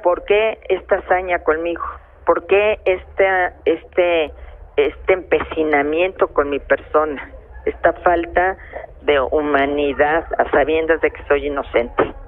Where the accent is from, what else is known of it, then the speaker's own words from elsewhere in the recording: Mexico; como mexicana